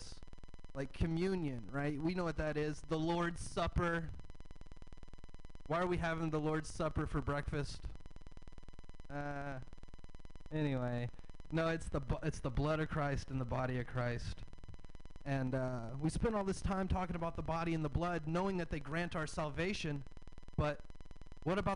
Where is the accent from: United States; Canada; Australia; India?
United States; the South; I'm from the South. I have a Southern dad